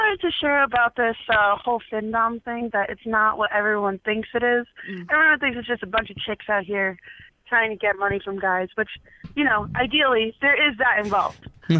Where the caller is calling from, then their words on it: New York, United States; calling from New York.